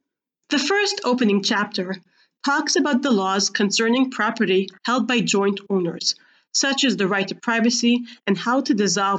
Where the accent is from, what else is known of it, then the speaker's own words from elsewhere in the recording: Gush Etzion, West Bank, Israel; Growing up in Gush Etzion, I used to commute daily to Jerusalem, driving through the security checkpoint alongside the West Bank Wall.